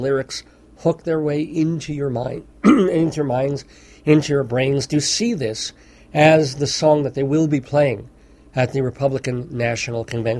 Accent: New York, United States; moved away; I'm originally from New York

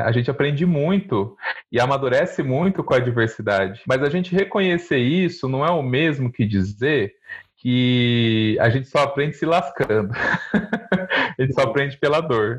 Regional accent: Mirassol, São Paulo, Brazil; moved away; da minha juventude no interior de São Paulo. Eu sou de Mirassol, uma cidade também pequena, né, em São Paulo

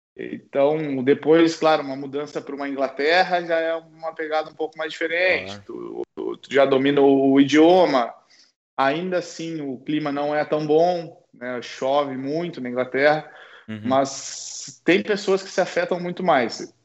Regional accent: South Region, Brazil; moved away as an adult; also born or lived in Porto, Portugal / Ukraine / England / France; now in Germany; a gente por ser do, do, sul do Brasil, a gente já tem, né, já é familiarizado com o frio

